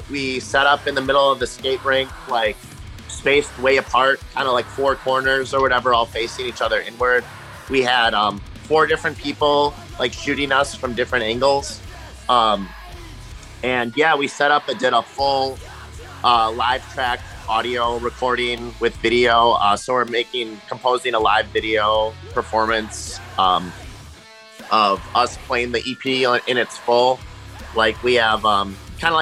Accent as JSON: {"language": "English", "region": "Wisconsin", "country": "United States", "said": "we're from Wisconsin"}